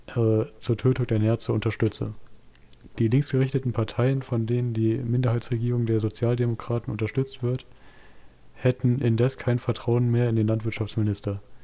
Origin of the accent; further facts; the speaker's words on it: Waldeck, Hesse, Germany; ich habe einen Artikel von der Waldeckischen Landeszeitung, meine Heimat, meine Zeitung